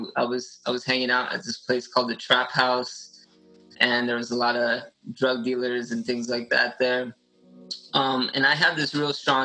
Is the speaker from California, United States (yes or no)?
yes; Los Angeles, California, United States; I'm born and raised in Los Angeles, Orange County area my whole life